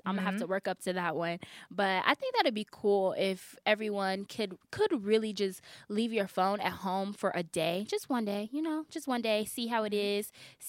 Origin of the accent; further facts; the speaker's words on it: Chicago, Illinois, United States; actually, I'm going to start doing that because I fly so much because I'm from Chicago.